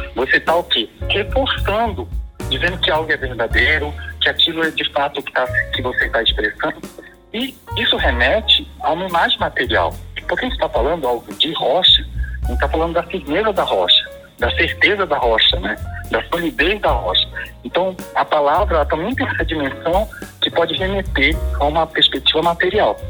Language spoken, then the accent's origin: Portuguese; Pará, Brazil; a minha identidade enquanto paraense